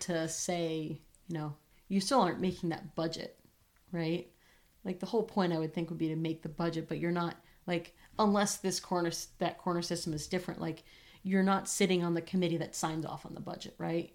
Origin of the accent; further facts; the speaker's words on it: New England, United States; I am from New England and I was very close to Boston